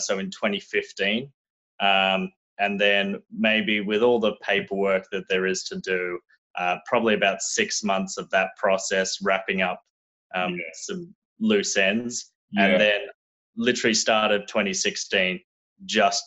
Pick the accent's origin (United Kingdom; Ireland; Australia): Australia; moved away as an adult; now in Los Angeles, United States; So I was born and raised in Australia, did my whole schooling there, did my college degree there, moved to America after doing a couple of exchanges.